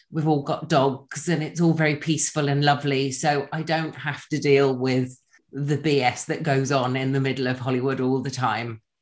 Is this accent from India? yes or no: no; England, United Kingdom; now in Los Angeles, United States; I'm originally from England. I now live in Los Angeles.